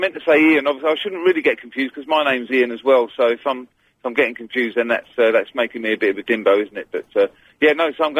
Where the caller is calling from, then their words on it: Brentwood, East of England, United Kingdom; From Brentwood.